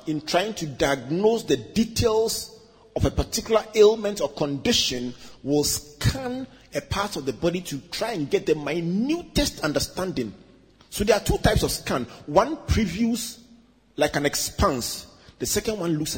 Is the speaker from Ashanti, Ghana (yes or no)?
no; Takoradi, Western Region, Ghana; When we were children growing up in Takoradi